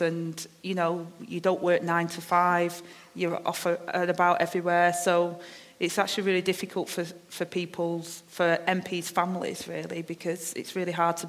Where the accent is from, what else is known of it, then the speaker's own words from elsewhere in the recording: Manchester, North West England, United Kingdom; I've got my accent, I'm from Manchester, I speak a certain way